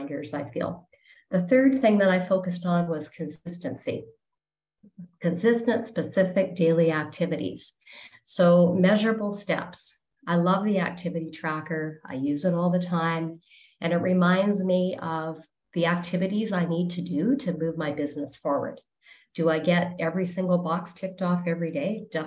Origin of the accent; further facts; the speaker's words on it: Canada; I'm from Canada